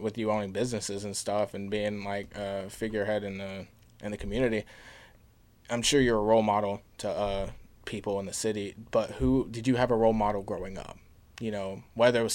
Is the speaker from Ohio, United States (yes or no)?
no; Swainsboro, Georgia, United States; growing up in Swainsboro